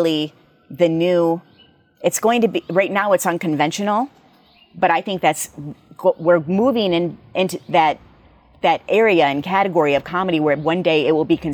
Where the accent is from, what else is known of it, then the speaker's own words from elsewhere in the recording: United States; we as Americans